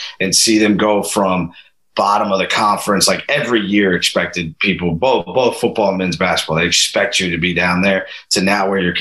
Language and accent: English; Pickerington, Ohio, United States; moved away as an adult; now in New York, United States; I'm from Columbus, Ohio, a suburb of it called Pickerington, Ohio